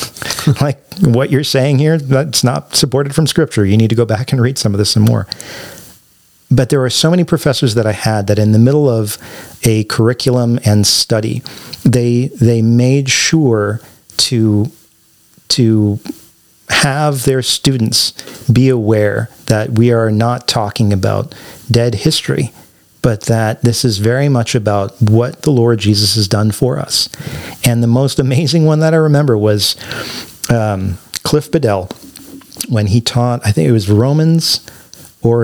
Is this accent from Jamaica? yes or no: no; Canada; moved away as an adult; now in United States; as a Canadian